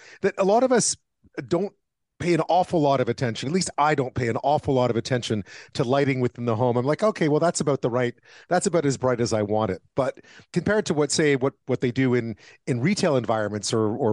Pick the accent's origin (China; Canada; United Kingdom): Canada; Montreal, Quebec; the flat that I grew up in Montreal